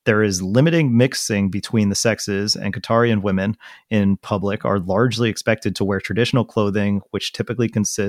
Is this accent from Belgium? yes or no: no; New Zealand; even though I'm from New Zealand. Like, yes. Guys, I live there.